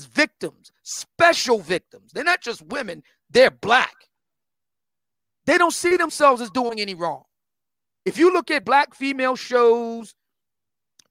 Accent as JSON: {"language": "English", "town": "Philadelphia", "region": "Pennsylvania", "country": "United States", "tie": "born or raised there", "said": "I grew up in Germantown"}